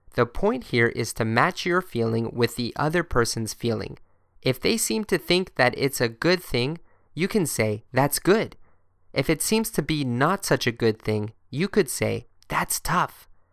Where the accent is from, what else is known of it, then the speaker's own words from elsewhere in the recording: Boston, Massachusetts, United States; moved away; also born or lived in Germany; I'm born in Germany, but I'm from Boston